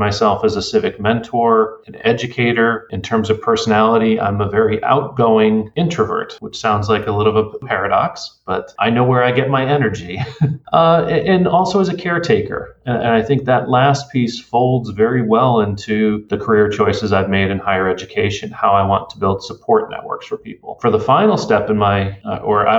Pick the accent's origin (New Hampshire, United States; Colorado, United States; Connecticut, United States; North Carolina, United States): Connecticut, United States; I grew up in Connecticut, fairly suburban area